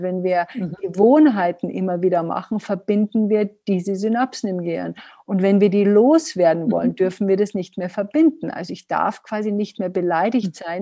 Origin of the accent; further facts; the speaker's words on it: Bavaria, Germany; Also ich hieß als Neunjährige hieß ich bei uns in Bayern, in, bei uns, wo ich aufgewachsen bin, die beleidigte Leberwurst.